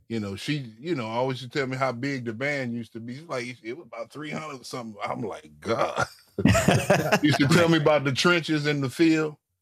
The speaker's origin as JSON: {"language": "English", "town": "St. Louis", "region": "Missouri", "country": "United States", "tie": "born or raised there", "said": "growing up in St. Louis"}